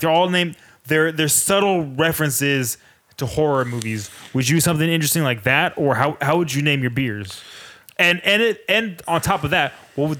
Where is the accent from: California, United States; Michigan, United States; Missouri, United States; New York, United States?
California, United States; Richmond; I come from Richmond, California.